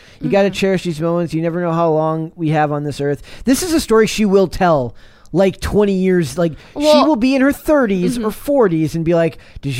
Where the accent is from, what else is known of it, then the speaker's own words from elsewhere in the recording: Minnesota, United States; I am from Minnesota.